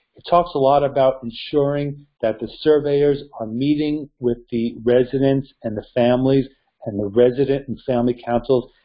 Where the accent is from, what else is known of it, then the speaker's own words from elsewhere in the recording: New York, United States; my home state, New York